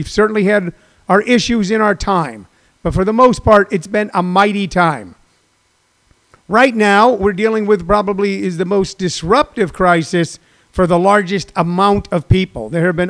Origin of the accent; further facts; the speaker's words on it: St. Louis, Missouri, United States; moved away; my home state of Missouri